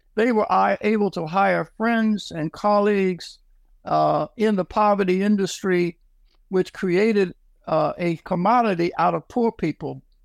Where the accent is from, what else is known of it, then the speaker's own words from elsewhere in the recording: Philadelphia, Pennsylvania, United States; I am from Philadelphia, Pennsylvania. Uh, I uh, was born in the at the end of the, the Depression 1937.